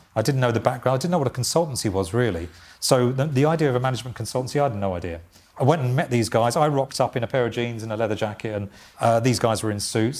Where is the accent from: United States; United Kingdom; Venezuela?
United Kingdom; Essex, East of England; i was born in Essex